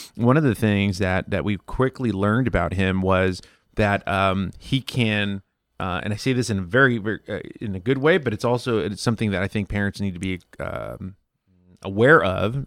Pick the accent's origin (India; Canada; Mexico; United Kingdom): Mexico; growing up in Mexico with family